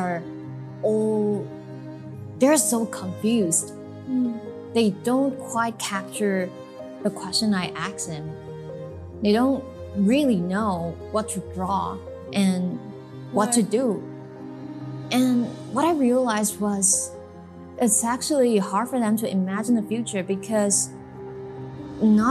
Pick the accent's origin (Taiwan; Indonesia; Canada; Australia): Taiwan; Kaohsiung; growing up in Kaohsiung, never been abroad